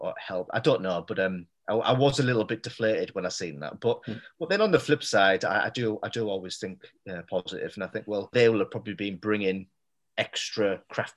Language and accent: English; Middlesbrough, North East England, United Kingdom; moved away; also born or lived in Leeds; Middlesbrough, I mean, I chose it because, like I say, it's my hometown.